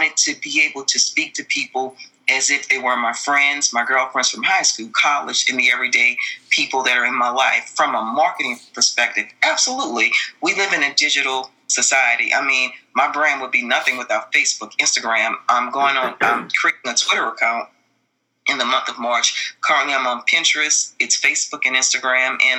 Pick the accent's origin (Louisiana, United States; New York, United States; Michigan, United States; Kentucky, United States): Louisiana, United States; New Orleans; I'm from Louisiana. I come from New Orleans